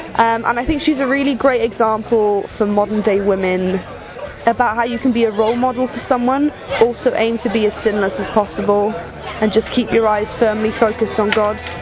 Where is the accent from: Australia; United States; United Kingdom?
United Kingdom; South Wales; I'm from South Wales, I'm 21